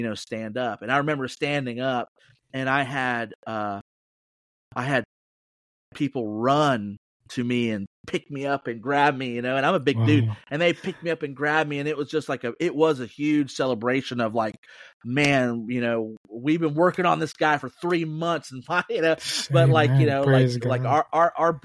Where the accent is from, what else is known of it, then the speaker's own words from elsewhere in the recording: Plant City, Florida, United States; now in Lakeland, United States; I was born and raised in Plant City, Florida.